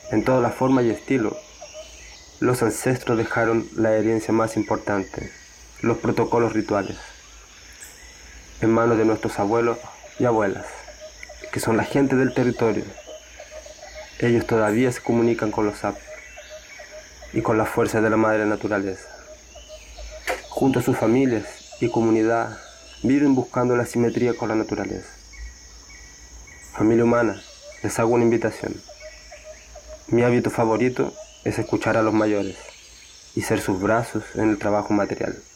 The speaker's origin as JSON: {"language": "Spanish", "area": "Mapocho River Valley", "region": "Santiago Metropolitan Region", "country": "Chile", "tie": "born or raised there", "moved": "yes", "lives_now": "Western Amazon", "said": "nací en el Valle del Río Mapocho, en Chile. Soy el nieto de la curandera del barrio. Hoy vivo en el Amazonas Occidental"}